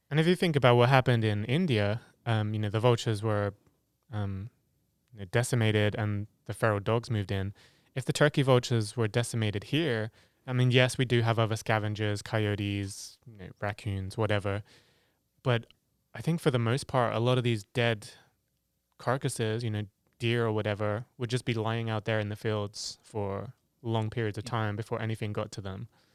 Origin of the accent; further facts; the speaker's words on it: England, United Kingdom; moved away as an adult; also born or lived in Africa; I come from England